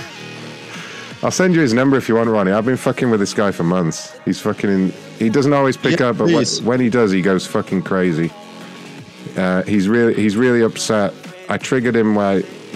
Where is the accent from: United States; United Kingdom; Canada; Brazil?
United Kingdom